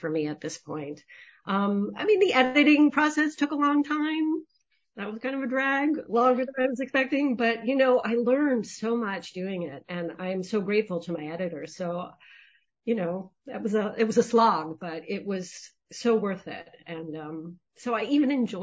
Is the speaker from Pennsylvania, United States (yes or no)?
yes; Lewisburg, Pennsylvania, United States; my own hometown of Lewisburg, Pennsylvania